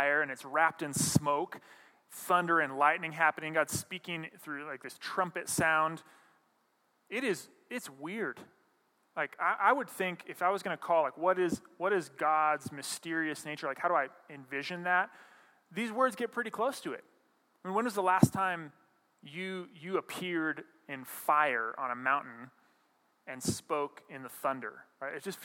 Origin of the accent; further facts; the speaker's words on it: Montana, United States; moved away; I grew up in Montana